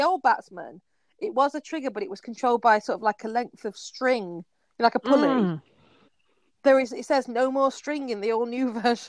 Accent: Yorkshire and the Humber, United Kingdom; I'm from Yorkshire

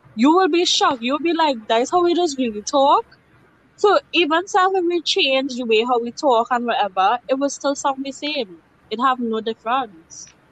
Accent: Trinidad & Tobago

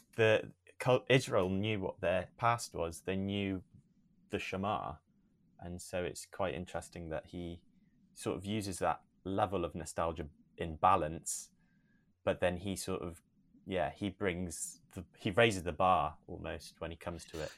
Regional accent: Newton Abbot, South West England, United Kingdom; also born or lived in South Africa; I was born there, um, but I grew up here in England since the age of three. Have always been in Devon, um, in Newton Abbot.

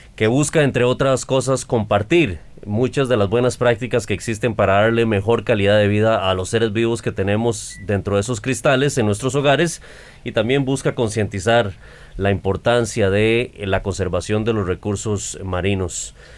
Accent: Costa Rica; los costarricenses

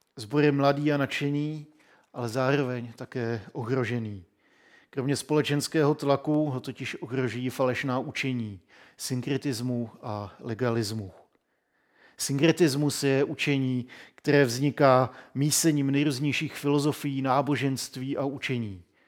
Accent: Czechia

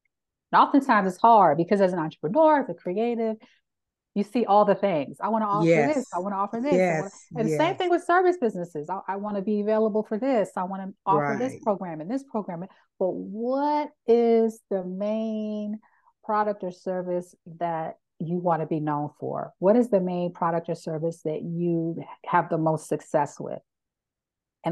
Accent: Philadelphia, Pennsylvania, United States; moved away; I'm originally from Philadelphia, which is a very culturally rich city

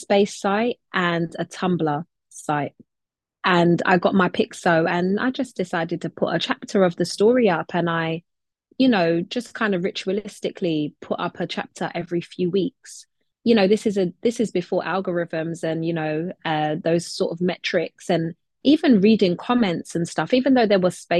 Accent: London, United Kingdom; I'm in London, where I was born and raised and where I continue to live and work

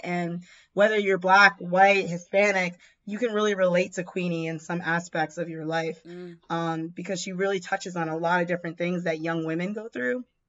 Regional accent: Jamaica; us being Jamaican

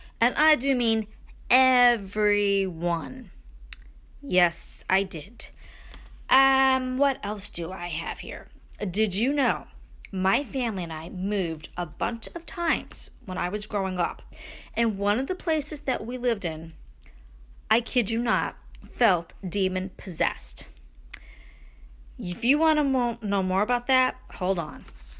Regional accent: Brooklyn, New York, United States; I mean, I grew up in Brooklyn, okay? So moving to upstate New York, seriously, people, you know, cows in the field and all that, it was a change.

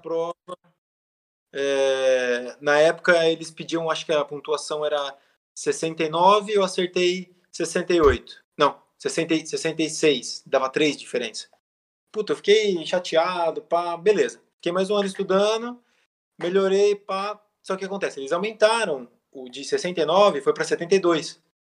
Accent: Novo Horizonte, São Paulo, Brazil; moved away as an adult; also born or lived in São Bernardo do Campo / United States; now in Barueri, Brazil; eu sou de Novo Horizonte, né? Interior de São Paulo. E sou engenheiro mecânico. Fiquei muito tempo em Novo Horizonte, meus 18, 20 anos

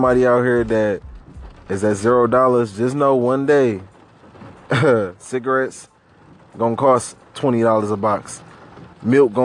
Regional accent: Detroit, Michigan, United States; we from Detroit, Michigan, man. Born and raised on the east side

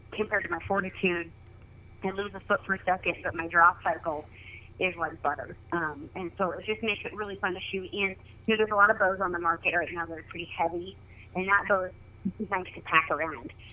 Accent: Oregon, United States; I was uh, born and raised in Oregon, and I kind of grew up backcountry hunting.

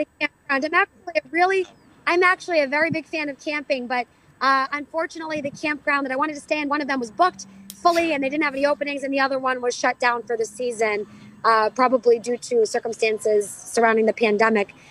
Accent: Methuen, Massachusetts, United States; this important capital campaign right in my hometown

